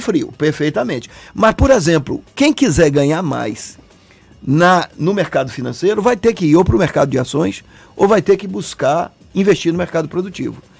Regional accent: Salvador, Bahia, Brazil; Eu nasci aqui, eu sou, eu sou Salvador, eu sou de Salvador

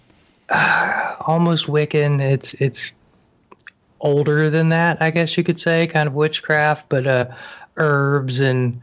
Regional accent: outside of Atlanta, Georgia, United States; Georgia, outside of Atlanta

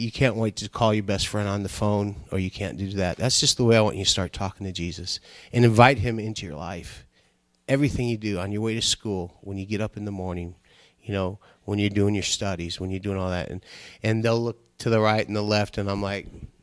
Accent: Nigeria; now in United States; I was born in Nigeria

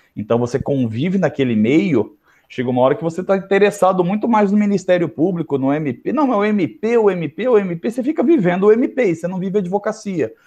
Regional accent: interior of São Paulo, Brazil; accent: interior (caipira); pelo meu sotaque, que é fácil identificar que eu sou um cara do interior, sou do interior de São Paulo

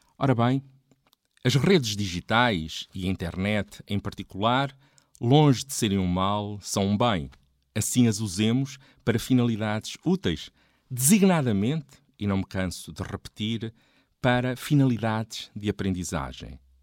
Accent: a village near Coimbra, Centro, Portugal; Quando em 1976 entrei para a escola primária, na minha aldeia não havia água canalizada. Havia poucos carros, poucos telefones. A televisão eram dois canais, a preto e branco, com poucas horas de emissão. Coimbra estava tão próxima e ao mesmo tempo tão distante

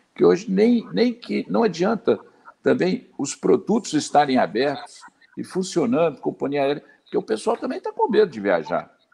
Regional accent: Zona da Mata, Minas Gerais, Brazil; also born or lived in Botelhos, Minas Gerais; sou da Zona da Mata

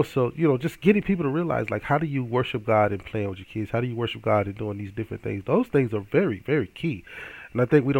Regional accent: Hattiesburg, Mississippi, United States; my hometown of Hattiesburg, Mississippi

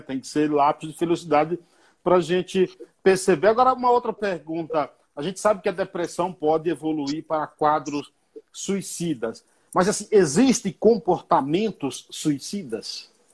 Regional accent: Bahia, Brazil; Lá na roça, lá na Bahia, onde eu nasci

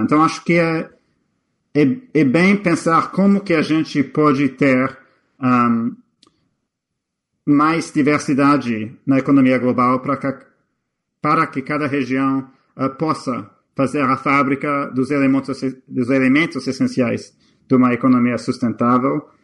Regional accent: Canada; now in United States; eu sou canadense. A minha mãe, a minha mãe é guatemalteca

